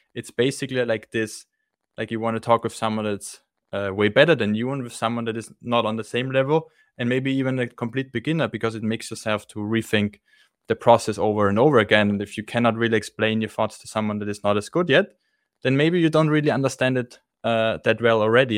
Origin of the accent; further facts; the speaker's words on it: Austria; I'm from Austria